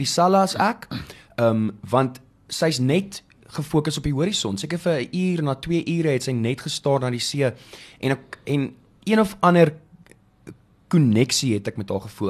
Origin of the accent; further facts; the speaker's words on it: Bethlehem, Free State, South Africa; moved away; ek kom van Bethlehem af oorspronklik.